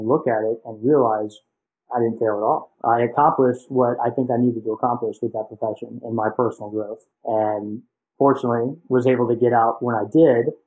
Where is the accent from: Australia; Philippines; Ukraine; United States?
United States; Nashville, Tennessee; moved away as an adult; also born or lived in Cincinnati, Ohio; I was born and raised in Nashville, Tennessee, and, you know, grew up there, went to high school there